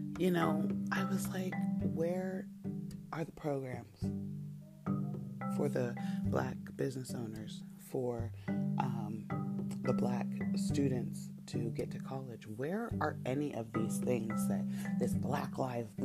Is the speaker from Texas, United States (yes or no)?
no; San Rafael, California, United States; I grew up in Marin County and I didn't live in Marin City. I lived in Terra Linda